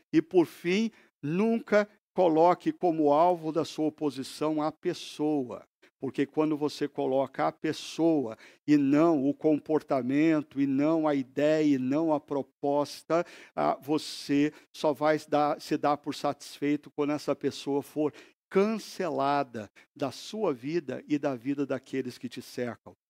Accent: Brazil

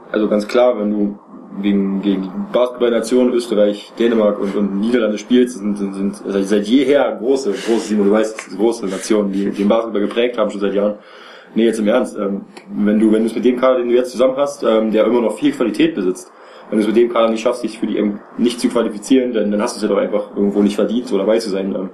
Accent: Berlin, Germany; ich sage jetzt mal letzte Saison bei Alba Berlin zum Beispiel, als Beispiel für mich jetzt als Berliner

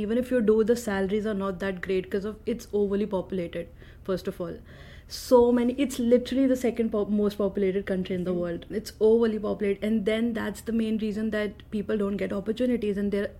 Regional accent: Delhi, India; English is a second language; moved away as an adult; now in United States; I come from Delhi, the capital of India.

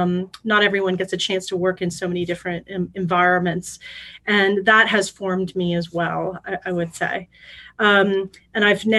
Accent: St. Louis, Missouri, United States; moved away as an adult; also born or lived in France; I'm a Midwesterner, so grew up in St. Louis, Missouri, one of five kids.

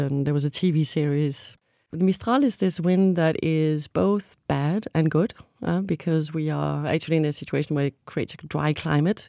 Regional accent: Copenhagen, Capital Region of Denmark, Denmark; moved away as an adult; also born or lived in Avignon, France; now in Arles, France; I was born in Copenhagen, Denmark

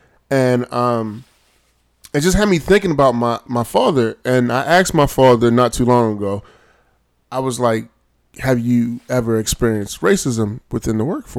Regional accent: Michigan, United States; born there; I was born in Michigan

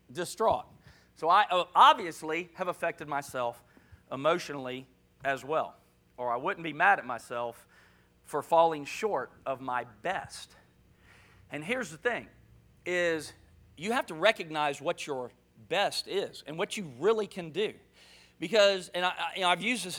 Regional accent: Jacksonville, Florida, United States; moved away; also born or lived in Louisiana; I'm from Florida. Actually, I was born in NAS, Jacksonville. But I was in Louisiana at the time, moved here from Louisiana

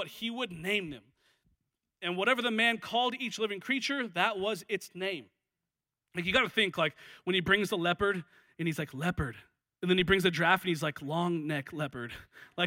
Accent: Washington, United States; now in Los Angeles, United States; I'm from Washington

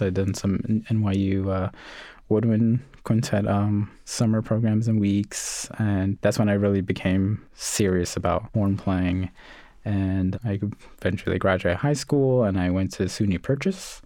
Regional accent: New York City, New York, United States; also born or lived in Puerto Rico (family); I was born in Coney Island, grew up in the projects, and then moved out to Canarsie

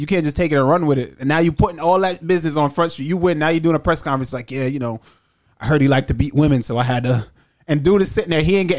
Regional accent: Jamaica; I'm black and I'm from Jamaica.

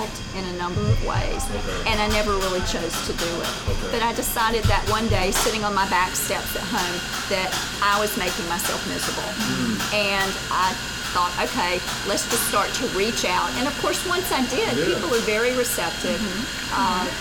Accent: Greenville, South Carolina, United States; also born or lived in New York / Charlotte, North Carolina / Texas; now in Hartsville, United States; I'm originally from Greenville, South Carolina, and have lived in New York, Charlotte, Texas

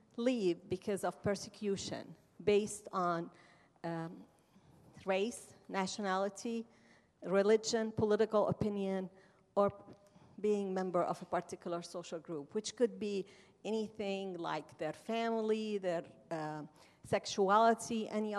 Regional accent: Amman, Amman Governorate, Jordan; moved away; I am an Arab and Muslim woman who was born and raised in Amman, Jordan, of Palestinian descent.

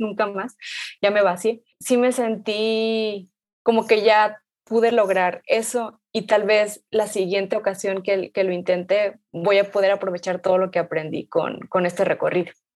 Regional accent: Guadalajara, Jalisco, Mexico; yo nací aquí, pero mi familia viene de Michoacán

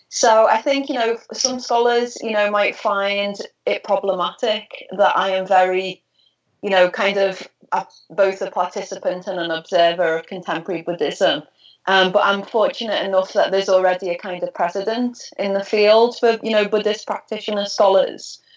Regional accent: Liverpool, North West England, United Kingdom; I'm from Liverpool. I'm from Liverpool, yeah, in ah. the northwest of England.

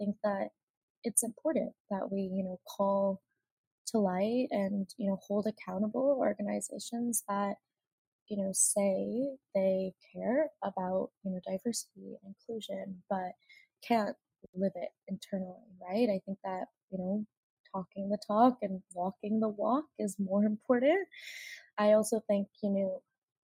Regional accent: Mississauga, Ontario, Canada; now in Toronto, Canada; I grew up in Mississauga, where, you know, it was predominantly people of color

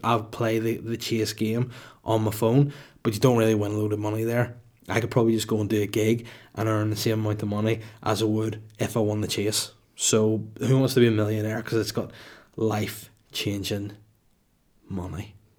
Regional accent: Holywood, Northern Ireland, United Kingdom; my hometown of Hollywood with one L

